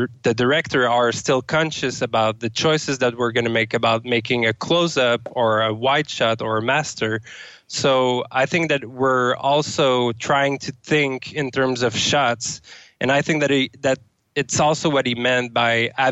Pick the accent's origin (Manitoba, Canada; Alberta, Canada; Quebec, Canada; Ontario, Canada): Quebec, Canada; Sherbrooke; now in Amsterdam, Netherlands; I'm from Sherbrooke, Canada